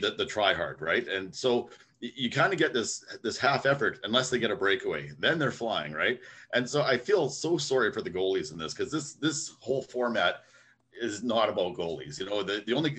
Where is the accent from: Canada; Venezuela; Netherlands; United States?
Canada; Winnipeg, Manitoba; from Winnipeg, from my hometown here